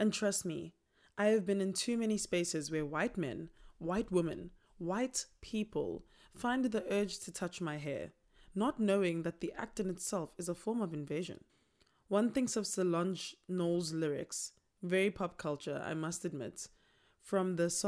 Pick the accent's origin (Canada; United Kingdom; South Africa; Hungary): South Africa; first language Tsonga; English is a second language; My mother tongue is Xitsonga, and still to this day, I find a huge struggle in finding how my people innovatively built houses